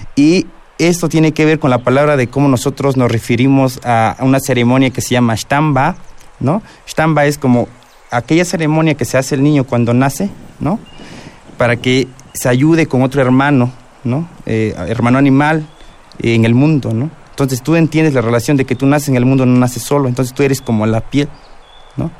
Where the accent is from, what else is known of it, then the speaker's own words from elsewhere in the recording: Guerrero, Mexico; yo soy del estado de Guerrero